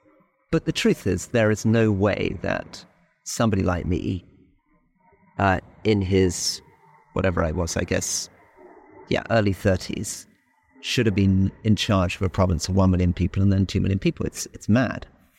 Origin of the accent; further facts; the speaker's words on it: Malaysia; we grew up in Malaysia after independence